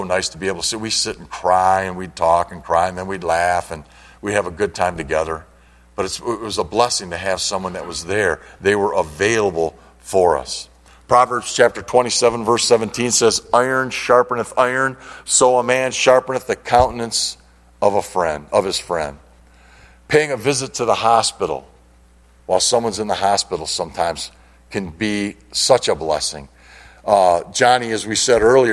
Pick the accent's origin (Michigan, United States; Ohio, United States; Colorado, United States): Michigan, United States; Detroit; now in Linden, United States; we grew up in the Detroit area